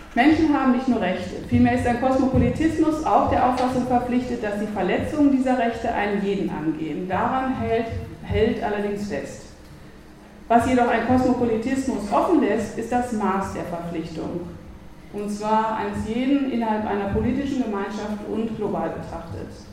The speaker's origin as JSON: {"language": "German", "region": "North Rhine-Westphalia", "country": "Germany", "moved": "yes", "lives_now": "Vienna, Austria", "said": "wie man in Westfalen sagt, wo ich herkomme"}